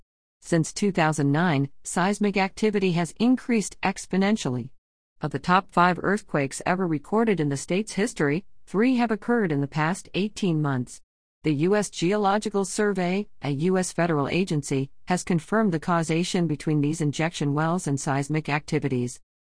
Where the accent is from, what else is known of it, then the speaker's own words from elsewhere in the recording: Dallas, Texas, United States; My story is a uniquely Texas story. I am a fourth-generation Texan, and I was born and raised in Dallas by a single mom who was a public school teacher.